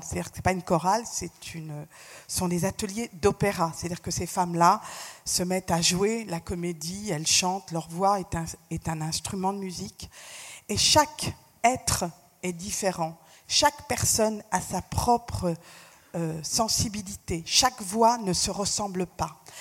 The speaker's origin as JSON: {"language": "French", "country": "France", "tie": "born or raised there", "said": "je suis née en France, j'ai fait toutes mes études en France"}